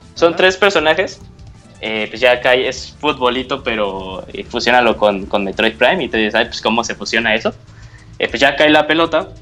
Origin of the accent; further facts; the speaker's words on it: Mexico; de México